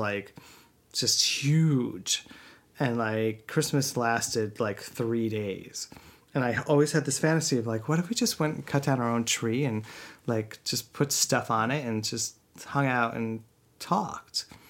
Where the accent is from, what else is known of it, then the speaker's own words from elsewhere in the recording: Northeast, United States; we grew up in the Northeast and yeah, it was like snowy and winter wonderland